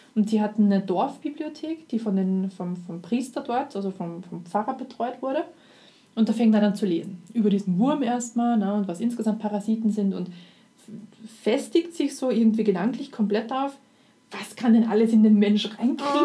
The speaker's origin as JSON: {"language": "German", "country": "Austria", "said": "als Österreicher kann man das, also wenn, wenn man Mundart auf, äh, mundartlich aufgewachsen ist"}